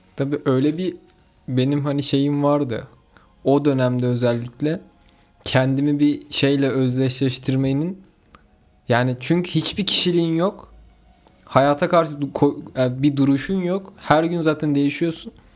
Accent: Kayseri Province, Turkey; Ben Kayseriliyim.

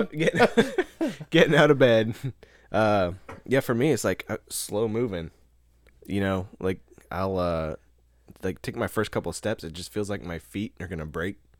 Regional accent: Nebraska, United States; home to me is still back in Nebraska

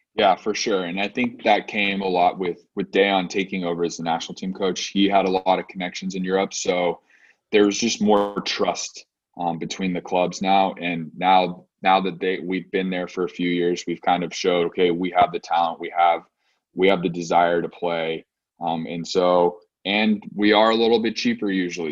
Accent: Loomis, California, United States; also born or lived in Stockton; growing up in the U.S.

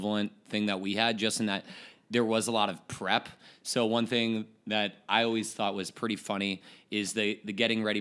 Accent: Rochester, New York, United States; I was from Rochester

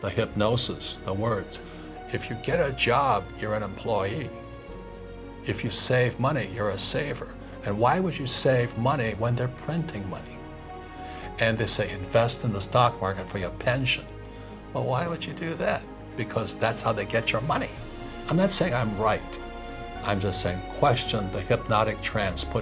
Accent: Hawaii, United States; when I was 9 years old, growing up in Hawaii

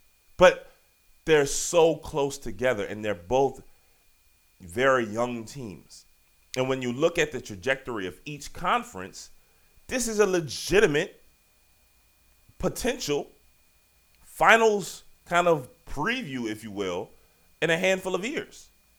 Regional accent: Richmond, Virginia, United States; you know I'm from Richmond, Virginia. Shout out Southside Richmond, Virginia. You understand? Fisher Model School. It was my elementary school, baby.

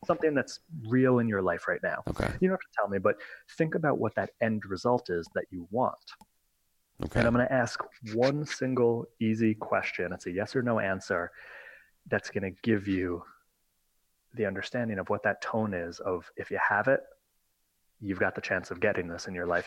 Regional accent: just north of New York City, United States; I'm from New York, just north of New York City

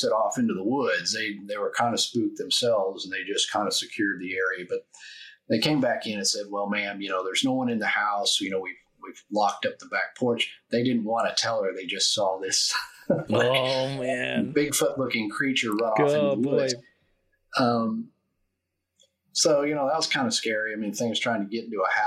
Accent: Fort Worth, Texas, United States; I grew up in the Fort Worth, Dallas area. My family's from Fort Worth

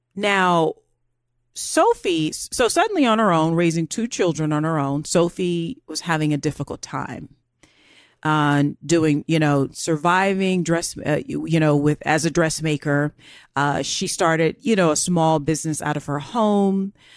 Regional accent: United States; I'm American.

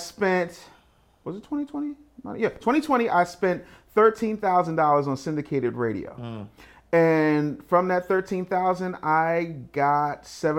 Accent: Philadelphia, Pennsylvania, United States; I'm from Cheesesteak City.

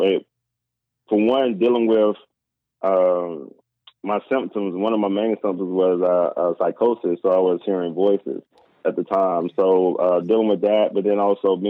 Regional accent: the South, United States; I grew up in the South

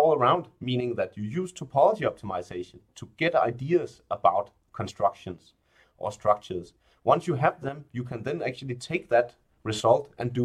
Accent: Denmark; I'm from Denmark, so it's really natural that I started playing with Legos at a really young age

